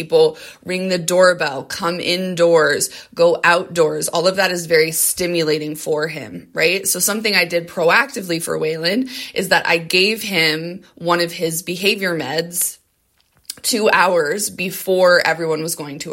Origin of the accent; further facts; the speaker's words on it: Colorado, United States; both my husband and I are born and raised in Colorado.